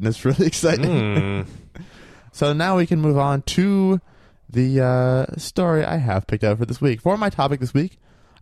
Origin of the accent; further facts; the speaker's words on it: Maine, United States; moved away; my hometown in Maine